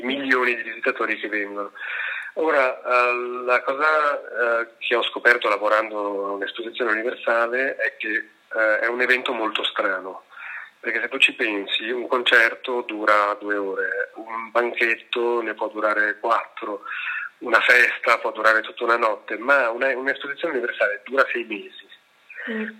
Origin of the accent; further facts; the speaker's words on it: Milan, Lombardy, Italy; lo dico da milanese, cioè da persona che ha vissuto a Milano tutta la vita